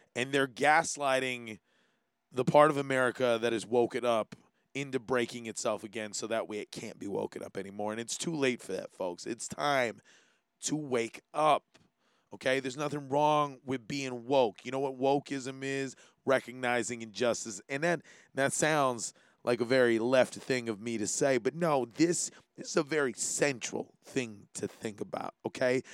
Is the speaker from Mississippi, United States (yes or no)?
no; Hawaii, United States; being Hawaiian